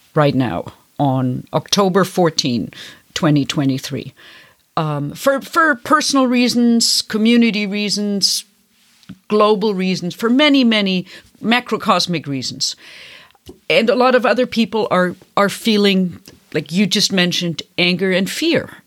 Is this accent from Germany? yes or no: yes; Bavaria, Germany; moved away; I come from Catholic Bavaria